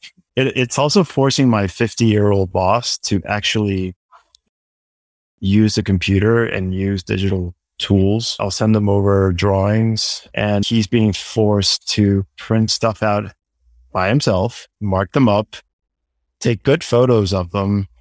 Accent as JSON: {"language": "English", "country": "Guatemala", "also_born_or_lived": "New York City, United States", "moved": "as an adult", "said": "I am originally from Guatemala and I'm currently living and working there"}